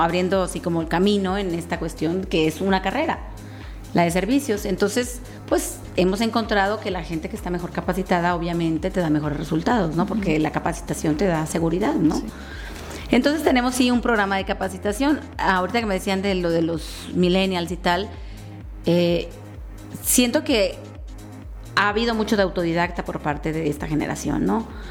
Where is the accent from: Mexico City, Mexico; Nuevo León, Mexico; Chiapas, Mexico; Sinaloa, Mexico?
Sinaloa, Mexico; now in Querétaro, Mexico; yo soy em, una sinaloense venida a, o sea, emigrada, pues